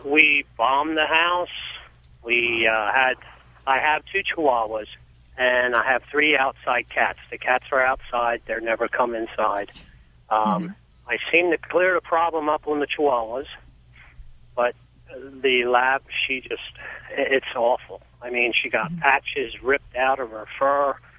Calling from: Pennsylvania, United States

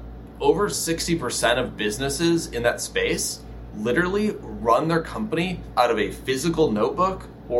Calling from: Los Angeles, California, United States; Los Angeles, California. It's 93 degrees today.

